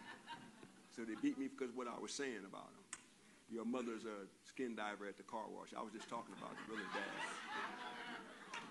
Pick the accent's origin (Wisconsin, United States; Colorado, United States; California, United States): California, United States; Compton; I grew up in Compton